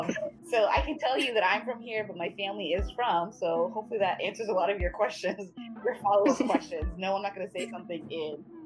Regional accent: Boston, Massachusetts, United States; I'm from Boston

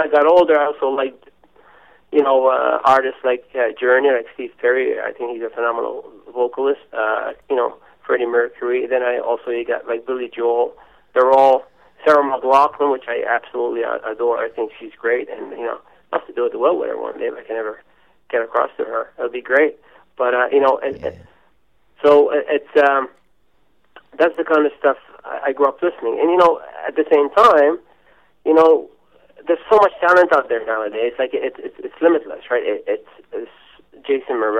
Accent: Australia; moved away; I came from Australia

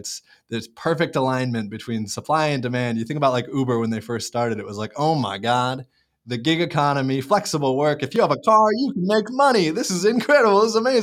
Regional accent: Seattle, Washington, United States; I grew up in Seattle area

